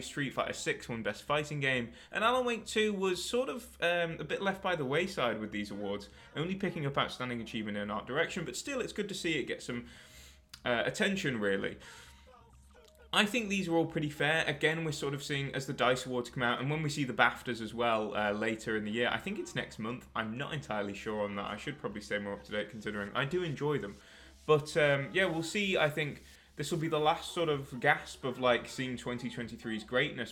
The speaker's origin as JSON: {"language": "English", "country": "United Kingdom", "said": "I'm a Brit myself"}